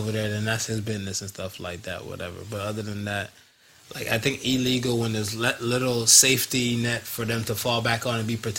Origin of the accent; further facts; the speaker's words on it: United States; I grew up in America.